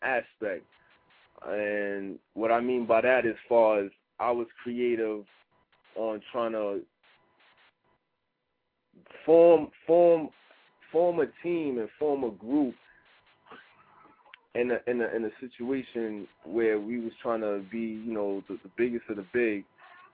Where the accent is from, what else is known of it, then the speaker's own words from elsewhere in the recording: New York City, New York, United States; where I come from, in New York.